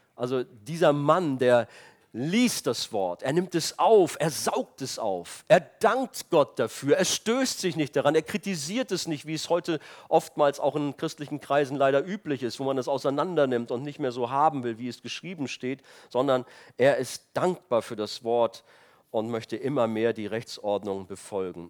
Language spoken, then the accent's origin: German; Rhineland, Germany; moved away; ich komme aus dem Rheinland und da in der Stadt, wo ich herkam